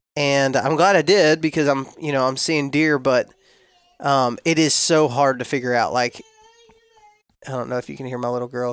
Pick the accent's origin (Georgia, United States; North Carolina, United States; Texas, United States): Texas, United States; West; now in Florida, United States; when I was raised in West Texas